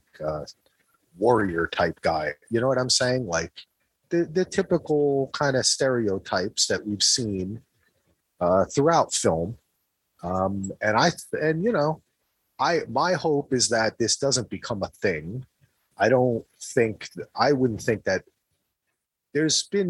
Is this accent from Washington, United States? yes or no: no; New Jersey, United States; I'm from New Jersey